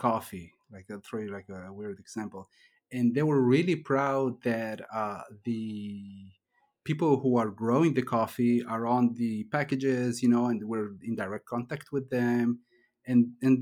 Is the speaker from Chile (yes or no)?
yes; Chile; I was born in Chile, in South America